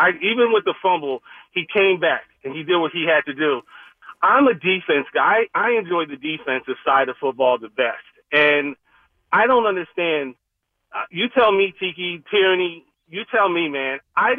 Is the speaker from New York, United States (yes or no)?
no; New Jersey, United States; also born or lived in Philadelphia, Pennsylvania; now in West Orange, United States; I was born in Philly, but I was raised in Jersey.